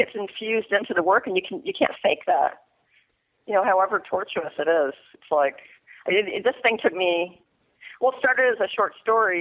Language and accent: English; Mystic, Connecticut, United States; born or raised there; moved away as an adult